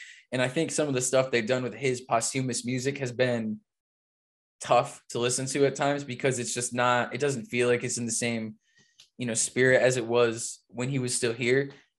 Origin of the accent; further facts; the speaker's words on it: Massachusetts, United States; I'm not from New York, obviously. I'm from Massachusetts.